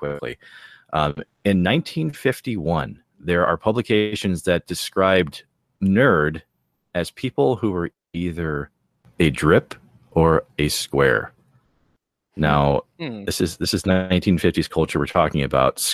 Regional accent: Wisconsin, United States; Wisconsinites love making fun of Wisconsinites

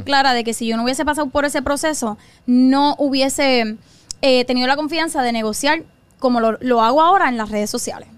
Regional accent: Carolina, Puerto Rico; yo soy nacida y criada de Carolina

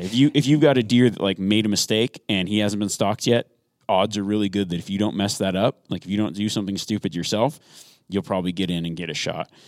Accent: Nevada, United States; I grew up in Nevada

